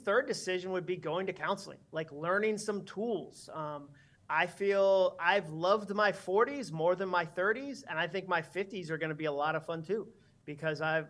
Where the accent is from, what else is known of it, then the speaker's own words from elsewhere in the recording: Massachusetts, United States; I grew up in Massachusetts.